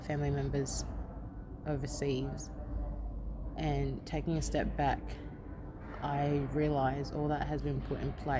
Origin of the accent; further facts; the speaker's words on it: Ghana; now in Australia; Born in Ghana